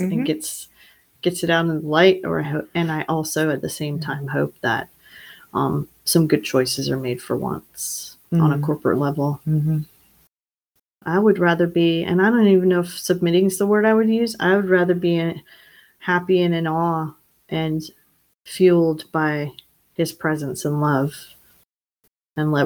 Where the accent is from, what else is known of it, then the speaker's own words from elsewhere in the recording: the South, United States; we grew up in the South